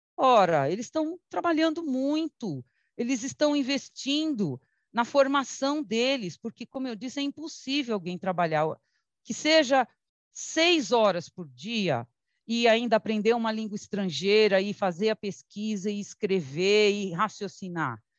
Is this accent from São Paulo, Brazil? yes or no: yes; São Paulo, Brazil; also born or lived in Teresina, Piauí; lá no Carrão, onde eu fui criada. Né? Mas eu mesma também nasci em Teresina, é que eu vim muito pequenininha